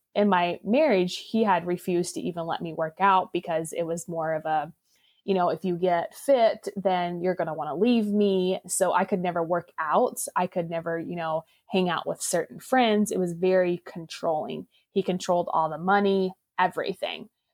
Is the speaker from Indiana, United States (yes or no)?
yes; Indiana, United States; I was born and raised in Indiana and I grew up in an Amish culture